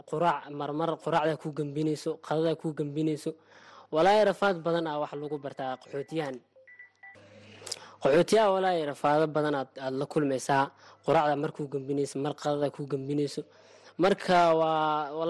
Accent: Mogadishu, Banaadir, Somalia; now in Dadaab, Kenya; waxaan ka imaaday muqdisho soomaaliya

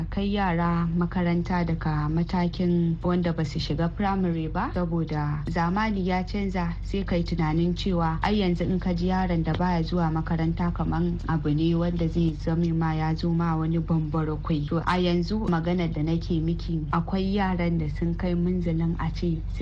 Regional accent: Nigeria

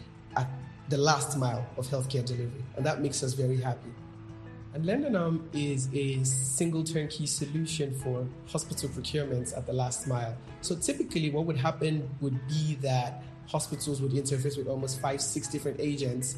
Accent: Ogun State, Nigeria; I'm from Ogun State here in Nigeria.

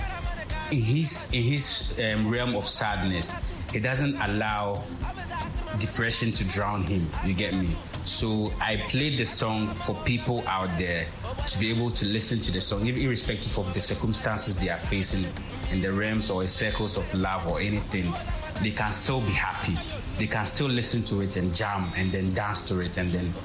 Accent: Tamale, Northern Region, Ghana; I was born and bred in Tamale.

